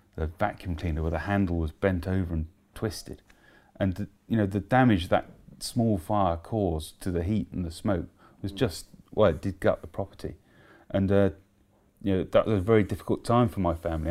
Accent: Letchworth, East of England, United Kingdom; my hometown of, at that time, Letchworth

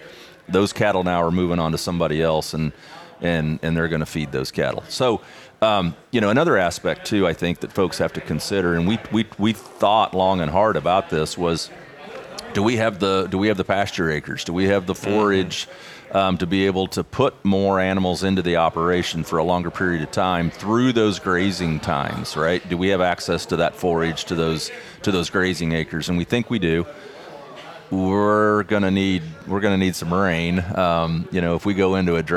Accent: Missouri, United States; I'm from Missouri

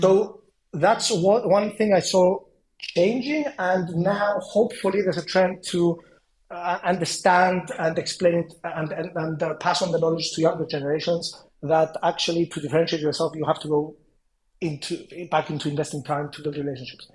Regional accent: Cyprus; moved away; also born or lived in London; I come from a small place. I come from Cyprus

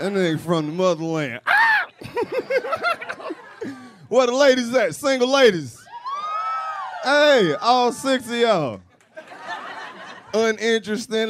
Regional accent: the South, United States; I'm from the South. It don't get that cold where I stay.

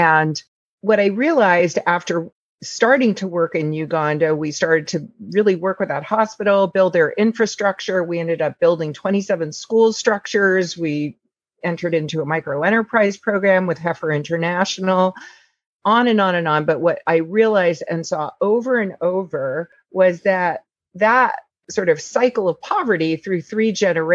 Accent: New York City, New York, United States; I am a native New Yorker. My parents are both Holocaust survivors, and I grew up in Manhattan

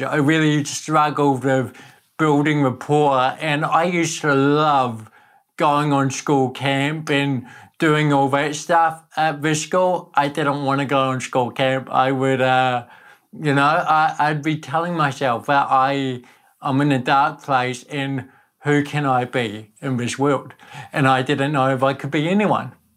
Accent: Napier, Hawke's Bay, New Zealand; accent: Kiwi; also born or lived in Netherlands; I was born in Holland, but grew up in Napier

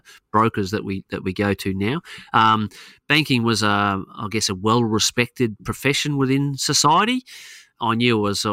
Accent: Queensland, Australia; also born or lived in Adelaide, South Australia; I've spent more of my life living in the state of Queensland, even though I was born in Adelaide

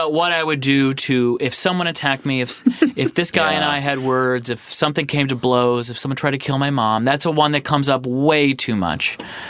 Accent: Ann Arbor, Michigan, United States; I'm from Ann Arbor, Michigan, which is a college town.

